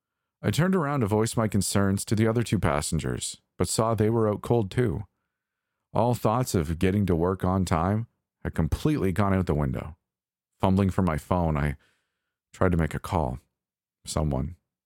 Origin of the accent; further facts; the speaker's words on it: Toronto, Ontario, Canada; Typically, I'd brush it off as the same crap transit service I grew up with in Toronto.